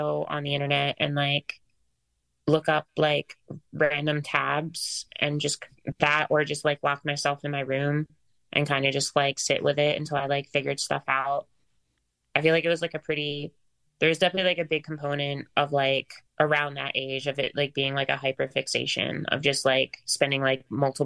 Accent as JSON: {"language": "English", "region": "New Jersey", "country": "United States", "tie": "born or raised there", "also_born_or_lived": "Philadelphia", "said": "I grew up like in South Jersey and kind of just like in and around the city pretty much like most of my life. I'd say like a majority of my childhood was in South Jersey"}